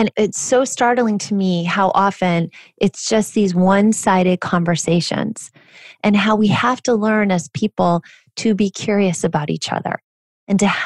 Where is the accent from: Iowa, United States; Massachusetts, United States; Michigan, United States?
Iowa, United States; I'm from Iowa